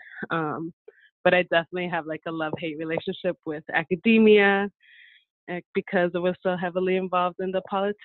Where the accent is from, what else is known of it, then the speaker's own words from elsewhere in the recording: San Diego, California, United States; I grew up here in San Diego with really strong connection to Mexico, to Michoacán specifically